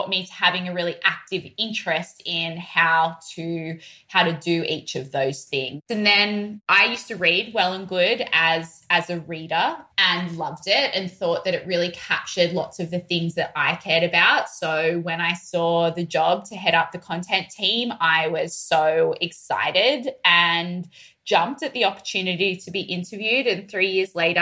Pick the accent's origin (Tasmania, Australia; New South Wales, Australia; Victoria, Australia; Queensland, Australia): New South Wales, Australia; Sydney; accent: broad Australian; moved away as an adult; now in New York, United States; I'm from Sydney